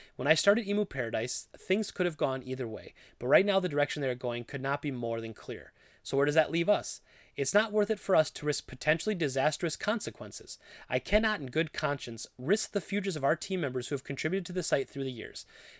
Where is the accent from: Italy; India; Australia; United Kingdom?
India; I never got to play any of these amazing retro games while growing up in India, and I wanted other people to be able to experience them.